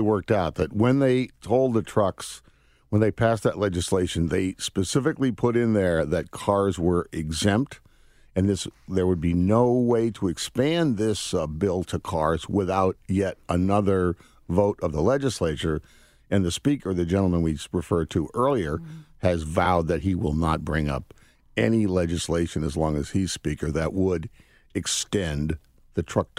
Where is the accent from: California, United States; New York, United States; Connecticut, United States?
Connecticut, United States; I grew up in Connecticut, so I understand how things work a little bit there. In fact, I graduated from Lewis Mills High School over in Burlington.